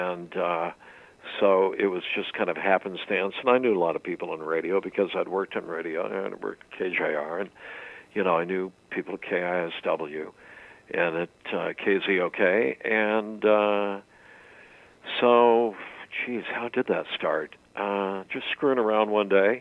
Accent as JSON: {"language": "English", "town": "Pullman", "region": "Washington", "country": "United States", "tie": "born or raised there", "said": "Growing up in Pullman"}